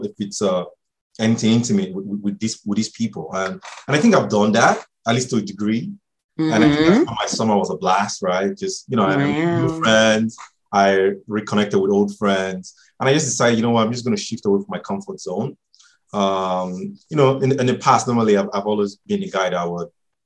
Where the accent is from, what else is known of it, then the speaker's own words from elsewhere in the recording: Nigeria; now in Ontario, Canada; I'm Nigerian